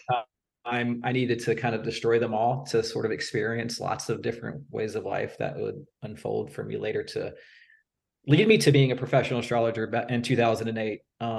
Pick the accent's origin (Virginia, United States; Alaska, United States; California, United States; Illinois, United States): Virginia, United States; Virginia Beach; I'm from Virginia Beach